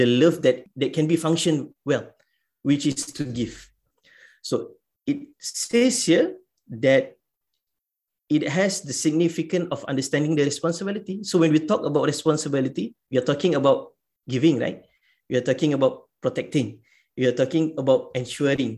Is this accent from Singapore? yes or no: yes; Singapore; in our context as a Singaporean